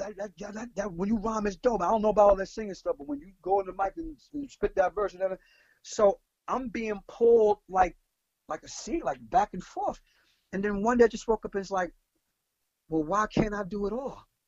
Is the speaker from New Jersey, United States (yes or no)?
no; New York City, New York, United States; I'm from Brooklyn.